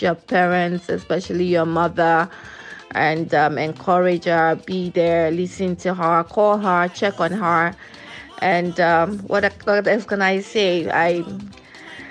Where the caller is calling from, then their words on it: Houston, Texas, United States; I'm calling from Houston, Texas.